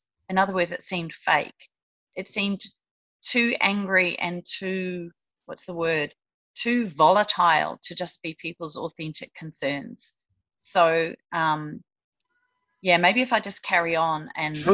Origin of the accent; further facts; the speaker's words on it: Australia; as an Australian